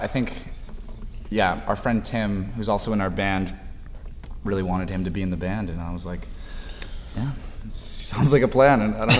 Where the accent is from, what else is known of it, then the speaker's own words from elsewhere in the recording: Los Angeles, California, United States; I'm from Los Angeles, California, like West LA, near Santa Monica in a place called Pacific Palisades.